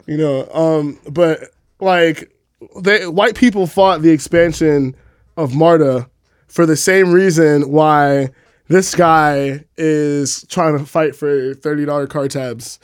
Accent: New York City, New York, United States; I'm from the Bronx. Like, I kinda grew up in, like, that weird cross-section between, like, immigration and poverty

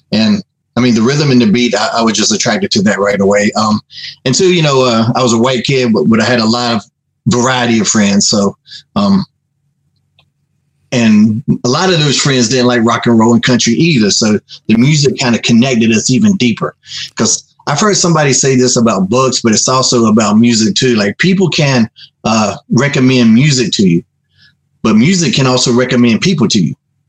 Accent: a little town outside of Raleigh, North Carolina, United States; also born or lived in Charlotte, North Carolina; A little town outside of Raleigh, North Carolina.

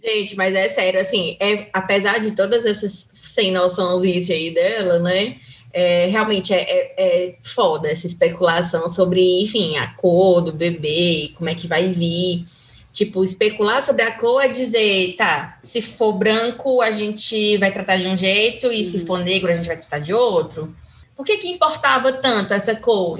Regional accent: Fortaleza, Ceará, Brazil; Aqui em Fortaleza, né, que é de onde eu sou

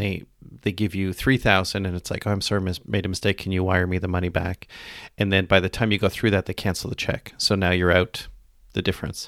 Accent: Canada; I'm Canadian

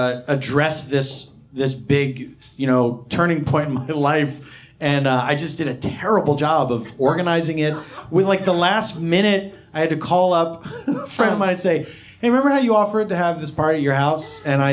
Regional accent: Philadelphia, Pennsylvania, United States; I grew up in Philadelphia.

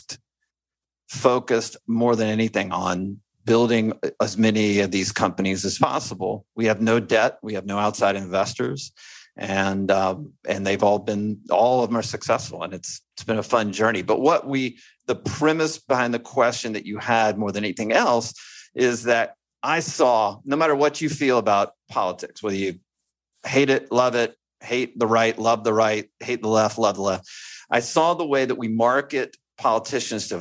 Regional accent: Alabama, United States; I'm from Alabama and I went to the University of Alabama

